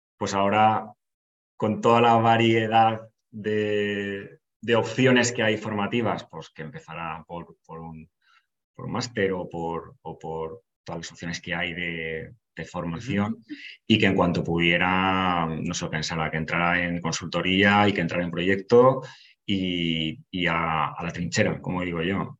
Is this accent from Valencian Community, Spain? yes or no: yes; Valencia, Valencian Community, Spain; voy ahí para, para mi tierra, para Valencia